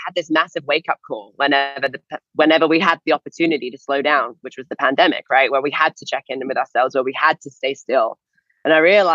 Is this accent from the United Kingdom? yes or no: yes; England, United Kingdom; moved away as an adult; also born or lived in Florida; we're not from Florida. I'm from England.